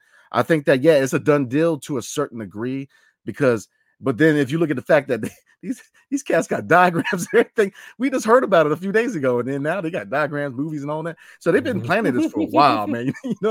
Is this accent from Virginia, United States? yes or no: yes; Leesburg, Virginia, United States; But I grew up in Loudoun County, Leesburg, Virginia. Shout out to El Town.